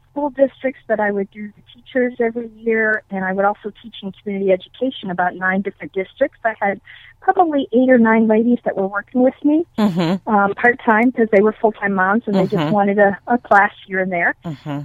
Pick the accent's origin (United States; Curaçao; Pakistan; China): United States; East Coast; also born or lived in Arlington, Massachusetts / Connecticut / Vermont; I grew up on the East Coast from Vermont to Virginia. My dad was a pastor for 37 years, and he was in different congregations in different states. So that was the reason for our moving. I was born in Arlington, Massachusetts